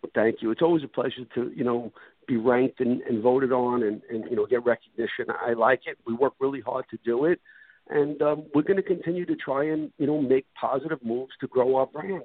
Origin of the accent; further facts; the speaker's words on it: New York City, New York, United States; moved away as an adult; now in Florida, United States; I bought a one-way ticket to Florida from Brooklyn, New York